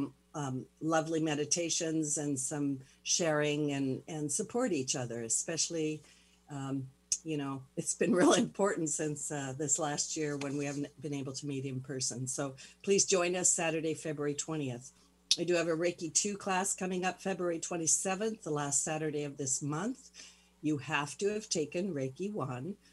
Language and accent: English; Pendleton, Oregon, United States; now in Seattle, United States; I'm from Pendleton, Oregon